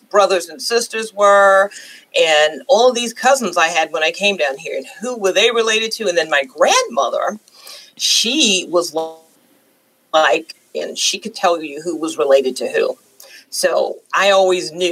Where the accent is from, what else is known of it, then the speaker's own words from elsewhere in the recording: New York, United States; now in the South, United States; I was born and raised in New York